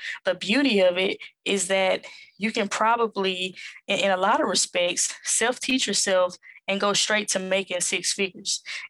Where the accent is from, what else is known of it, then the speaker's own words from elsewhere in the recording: Southern United States, United States; accent: Southern; It's not going to recognize my Southern accent.